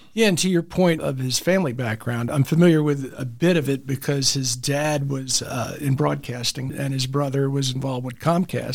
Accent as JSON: {"language": "English", "town": "Memphis", "region": "Tennessee", "country": "United States", "tie": "born or raised there", "also_born_or_lived": "Alabama", "moved": "yes", "lives_now": "Chattanooga, United States", "said": "I was raised in Memphis"}